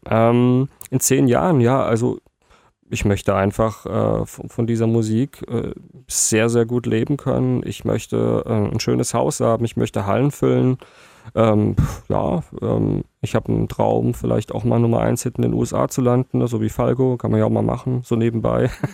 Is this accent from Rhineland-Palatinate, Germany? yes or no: yes; Worms, Rhineland-Palatinate, Germany; now in Mannheim, Germany; bin natürlich gebürtiger Wormser, bin auch auf meine Heimatstadt sehr stolz